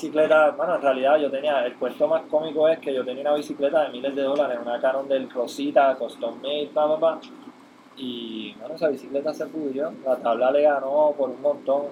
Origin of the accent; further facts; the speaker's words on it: Puerto Rico; moved away as an adult; also born or lived in Hawaii; hace 14 años pues nos compramos una casa en Puerto Rico